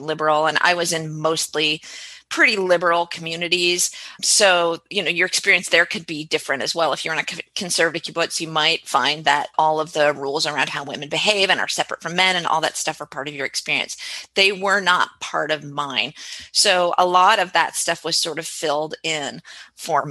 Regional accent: West Coast, United States; I grew up on the West Coast and I grew up surrounded by very liberal values

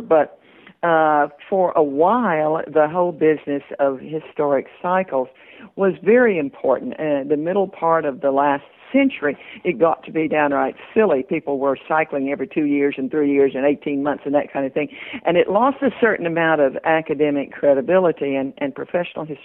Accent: Johnson City, Tennessee, United States; accent: Southern; also born or lived in New York; Sam and I grew up in Johnson City

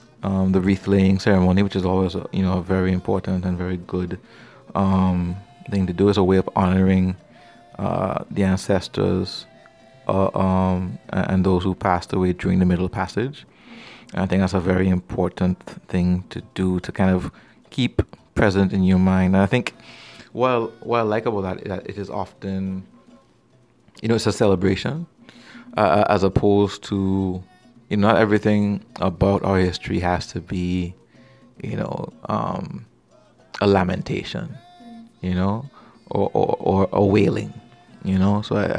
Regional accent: Trinidad & Tobago; also born or lived in British Virgin Islands; growing up in the Caribbean, between my two homelands, if you will, my mom is from Trinidad, my dad is from Tortola, and growing up back and forth between the BVI and Trinidad

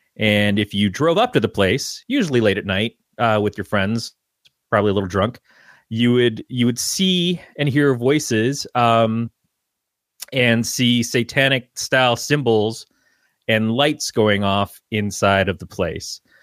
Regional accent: Detroit, Michigan, United States; now in Northern California, United States; I came from, uh, the Detroit area.

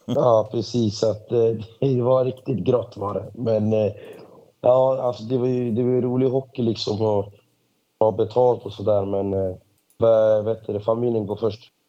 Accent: Botkyrka, Stockholm County, Sweden; jag, är först och främst född och uppvuxen i uh, Stockholm, Botkyrka

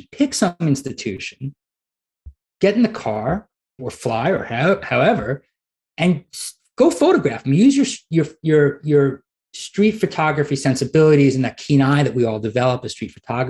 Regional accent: New York City, New York, United States; now in Arkansas, United States; I'm from Brooklyn

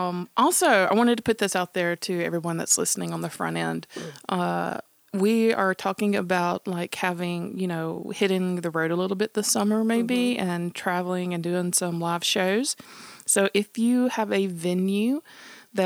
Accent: the South, United States; growing up in the South in 70s and like rural area

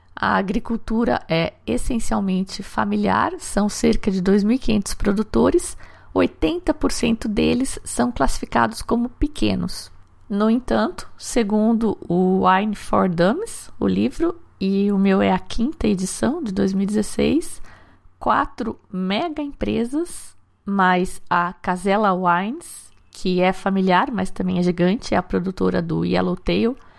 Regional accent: Valinhos, São Paulo, Brazil; Valinhos, que é uma cidade aqui do interior onde eu cresci

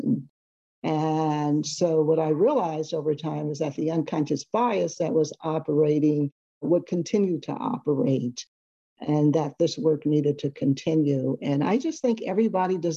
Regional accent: Seaside, California, United States; I grew up on the Monterey Peninsula on a small town called Seaside, California

